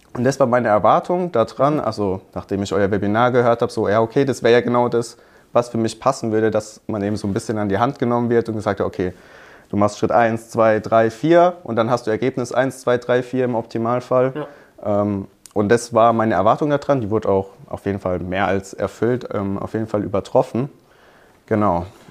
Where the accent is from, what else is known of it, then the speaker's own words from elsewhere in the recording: Hockenheim, Baden-Württemberg, Germany; ich komme aus Hockenheim, Hockenheimring, mhm. kennt man ja vielleicht. Ähm, da habe ich mein Abi gemacht